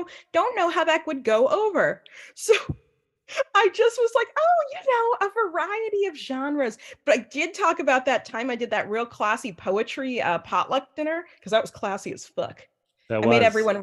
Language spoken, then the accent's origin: English; New York City, New York, United States; when I was a kid, I grew up here in New York City, where I'm speaking to you from live today